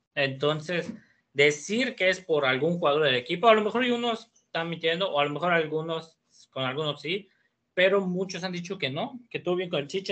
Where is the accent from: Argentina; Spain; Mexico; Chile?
Mexico; somos mexicanos